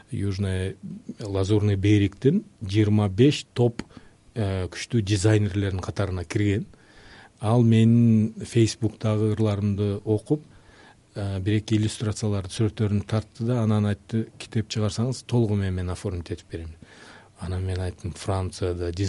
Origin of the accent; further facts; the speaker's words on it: Leilek, Batken Region, Kyrgyzstan; also born or lived in Tajikistan; мен өзүмд улутум өзбек э, кыргызстанда кыргызстан менин ватаным да ата мекеним да ошол э, жерде чоңойдук